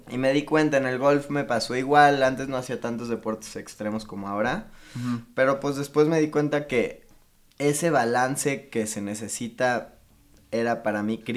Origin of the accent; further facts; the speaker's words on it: Cuernavaca, Morelos, Mexico; Tengo 21 años. De hecho, nací en Cuernavaca, probablemente esto no lo sabías.